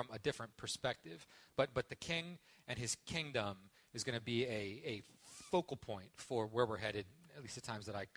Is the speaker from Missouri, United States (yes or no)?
no; Parker Ford, Pennsylvania, United States; moved away; this is my hometown